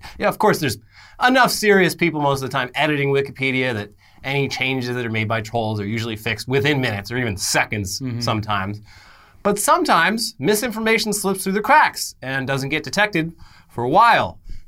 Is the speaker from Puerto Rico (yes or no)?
no; Scotland, United Kingdom; I am Scottish.